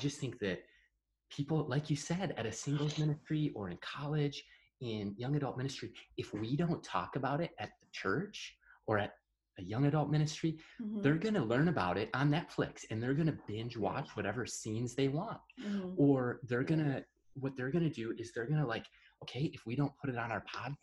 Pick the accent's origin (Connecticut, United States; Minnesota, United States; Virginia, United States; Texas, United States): Minnesota, United States; we're from Minnesota. There's four distinct seasons here